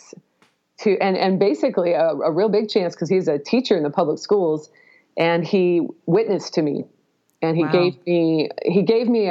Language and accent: English; Pacific Northwest, United States; I did grow up in the Pacific Northwest